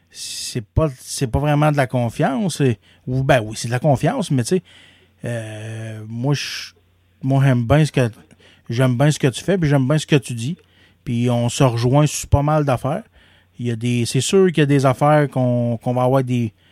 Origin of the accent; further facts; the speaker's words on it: Canada; Moi, je suis né Canadien, puis je vais mourir Canadien.